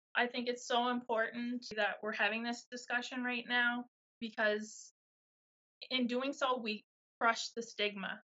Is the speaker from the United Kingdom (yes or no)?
no; Miramichi, New Brunswick, Canada; I'm Miramichi girl from New Brunswick